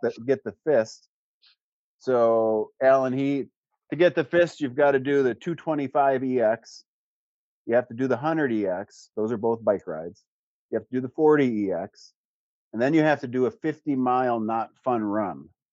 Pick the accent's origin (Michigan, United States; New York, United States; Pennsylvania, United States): Michigan, United States; Gladstone; also born or lived in Iron Mountain, Michigan / Twin Cities, Minnesota / Wisconsin; We moved to Gladstone, our south, I guess, or east. Went to school in Gladstone, graduated Gladstone